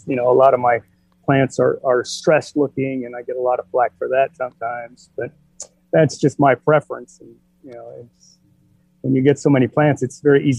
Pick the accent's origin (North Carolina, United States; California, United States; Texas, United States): California, United States; San Francisco Bay Area; San Francisco Bay Area. Okay. Born and raised there. Graduated high school 81.